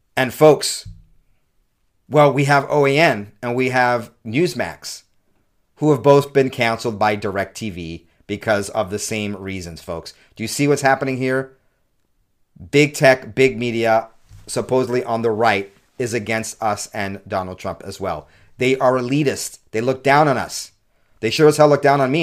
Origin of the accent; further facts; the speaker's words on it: California, United States; moved away as an adult; also born or lived in New York City, New York, United States; now in Utah, United States; I was born in New York City, raised mostly in California, spent half my childhood in New York and half my childhood in California.